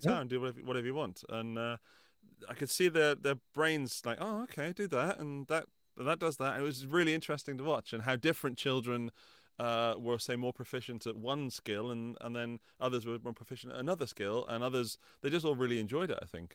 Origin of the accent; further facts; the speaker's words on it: England, United Kingdom; moved away as an adult; now in Austria; living in England, my, my home country